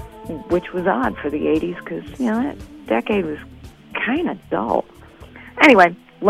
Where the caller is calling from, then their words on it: Evanston, Illinois, United States; I'm calling from Evanston.